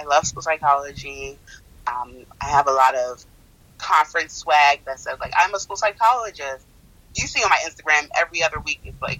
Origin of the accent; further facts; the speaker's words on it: United States; born there; I'm still acculturating, even though I was born in the United States.